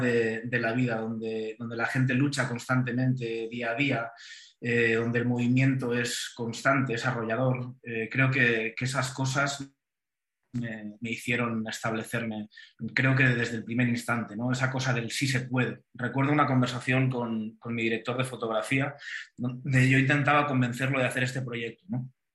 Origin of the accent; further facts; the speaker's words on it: Valencian Community, Spain; moved away as an adult; now in Mexico; yo haya nacido en el país valenciano